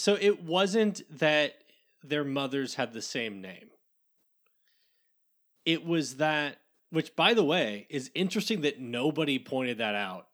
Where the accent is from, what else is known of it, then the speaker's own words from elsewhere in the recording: Kansas, United States; Growing up in Kansas, Chicago is like where you go if you're from the Midwest, if you don't go to Denver.